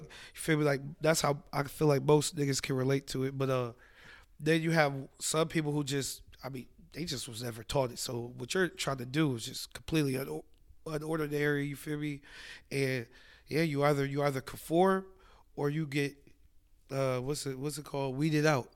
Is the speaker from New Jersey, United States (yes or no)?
no; Columbus, Ohio, United States; I grew up right by Children's